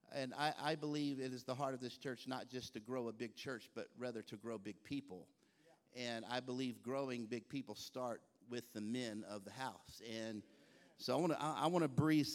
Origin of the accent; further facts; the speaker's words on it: Texas, United States; now in Baltimore, United States; I'm from the South. I was born and raised in Texas.